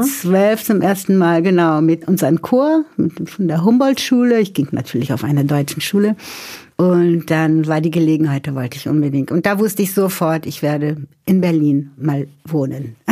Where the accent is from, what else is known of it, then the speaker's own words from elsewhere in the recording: São Paulo, Brazil; first language Portuguese and German; now in Germany; Ich stamme ja aus São Paulo